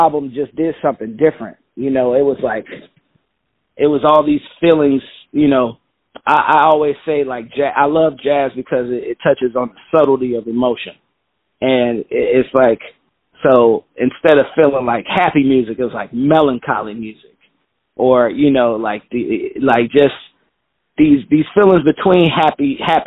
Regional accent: Chicago, Illinois, United States; now in New York, United States; growing up in Chicago, grew up on the South Side

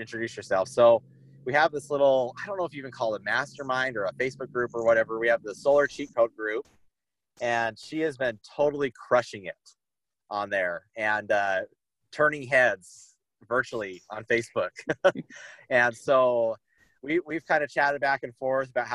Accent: Southern Idaho, United States; I'm from Idaho, like Southern Idaho.

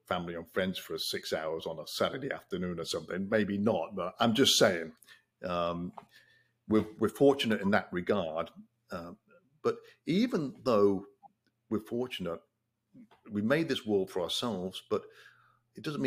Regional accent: England, United Kingdom; now in United States; growing up in England

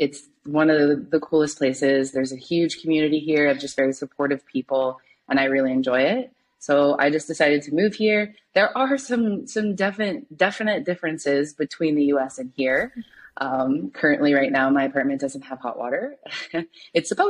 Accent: Ohio, United States; moved away as an adult; now in Guatemala; I'm originally from Ohio, but I live in Guatemala now

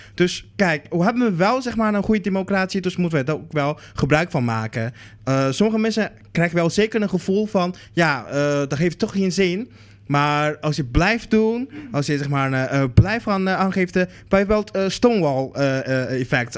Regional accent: Netherlands; ik kom uit, ik kom uit Nederland.

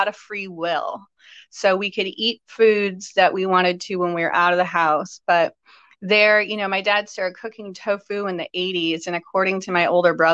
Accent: Chicago, Illinois, United States; growing up in Chicago

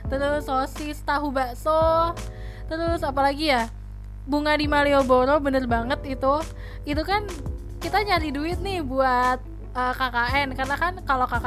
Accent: Banten, Indonesia; karena kan aku tuh asli Banten tapi aku jarang banget liburan ke

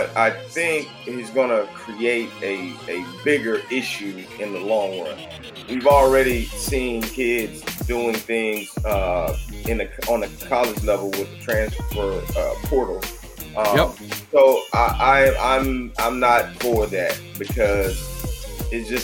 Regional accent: Texas, United States; I'm from Texas, so we got a heavy dose of the Dallas Cowboys on TV every Sunday

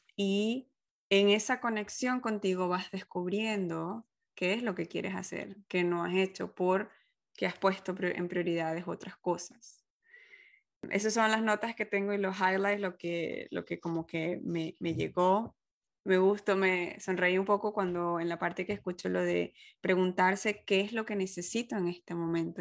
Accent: Venezuela; moved away as an adult; yo vengo de Venezuela, en donde una sola estación

